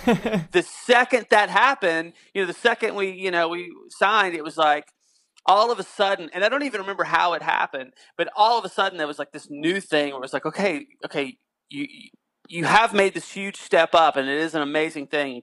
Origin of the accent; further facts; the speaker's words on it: North Carolina, United States; moved away; I'm originally from North Carolina